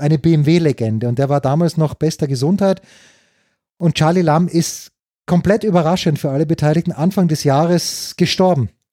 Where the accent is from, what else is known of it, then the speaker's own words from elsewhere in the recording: Austria; so bin ich einfach als Österreicher gepolt. Das ist halt, wie du es halt lernst von deinen Eltern